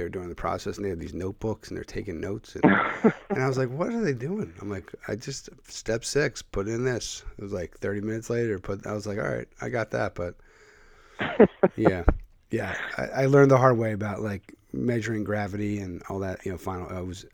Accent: Philadelphia, Pennsylvania, United States; moved away; I grew up in the Philadelphia area.

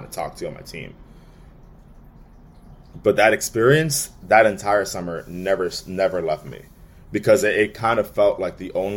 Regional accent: New York City, New York, United States; I'm from the Bronx

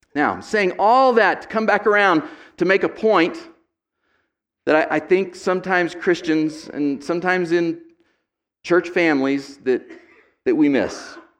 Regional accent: United States; I'm an American second

